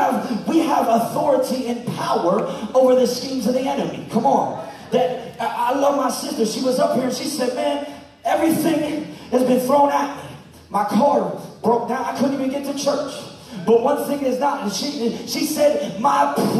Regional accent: Pittsburgh, Pennsylvania, United States; moved away; also born or lived in Maine; I am from Pittsburgh, Pennsylvania, the home of the 6-time Super Bowl champions

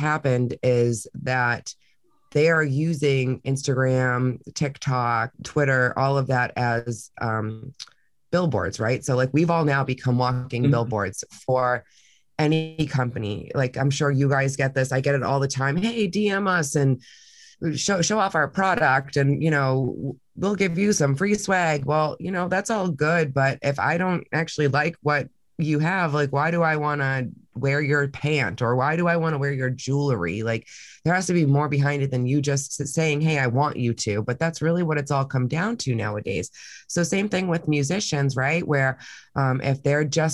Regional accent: Massachusetts, United States; moved away; I'm from Massachusetts

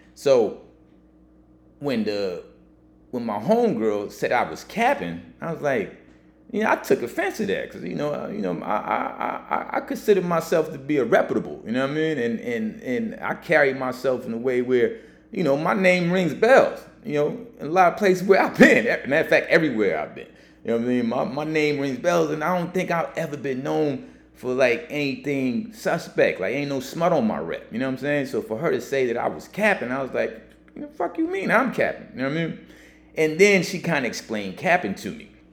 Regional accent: Texas, United States; now in New York, United States; I grew up in Texas as a kid

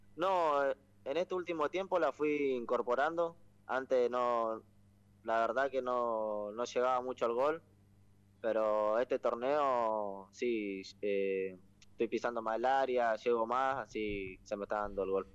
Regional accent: Rosario, Santa Fe, Argentina; soy de Rosario, vivo ahí en Barrio Alvear, cerca, cerca del centro

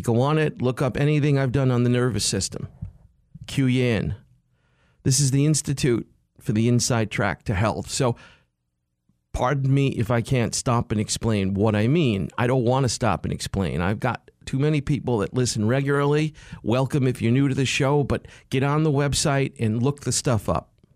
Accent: New York City, New York, United States; I'm from New York City

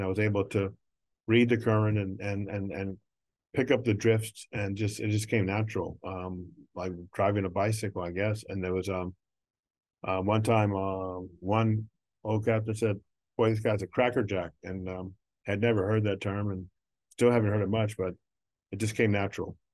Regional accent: Neville Island, Pennsylvania, United States; growing up on Neville Island

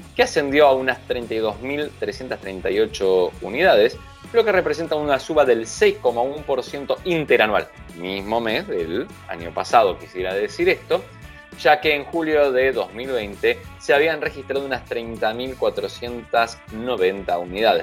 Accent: Argentina

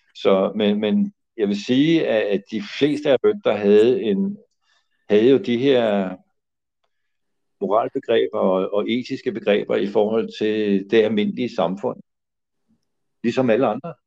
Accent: Copenhagen, Capital Region of Denmark, Denmark; jeg er jo også miljøskadet af min opvækst inde på Nørrebro

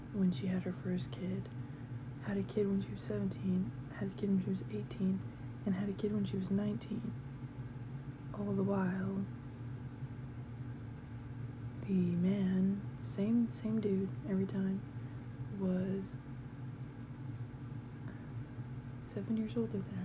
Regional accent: Calgary, Alberta, Canada; I was born in Foothills. Yeah, I lived in Forest Lawn. Yeah, I was in foster care in Forest Lawn

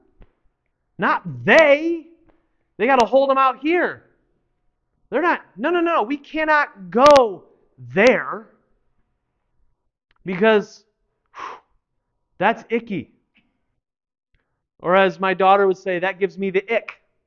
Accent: United States; us as American Christians who live in this time

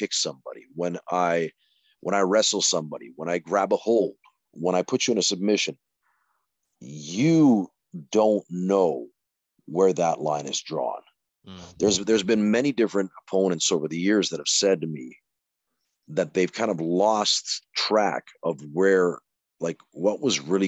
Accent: Calgary, Alberta, Canada; now in Helsinki, Finland; I was brought up in Calgary

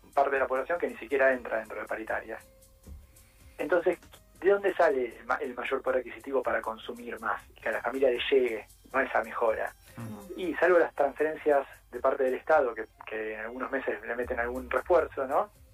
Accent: Argentina; como sociedad argentina

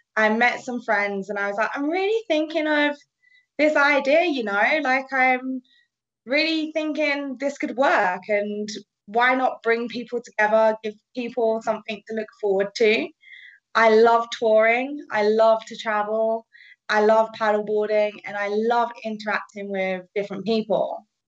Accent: United Kingdom; accent: British; moved away as an adult; now in Canada; I'm British, if you haven't have heard that accent

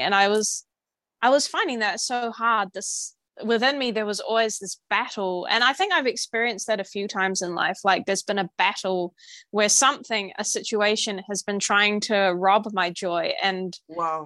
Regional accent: New Zealand; I'm from New Zealand

